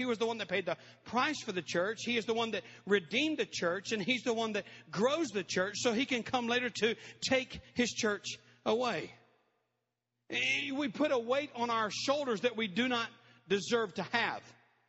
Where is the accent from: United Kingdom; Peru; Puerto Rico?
Peru; I'm a missionary kid. I had the privilege of growing up in Peru.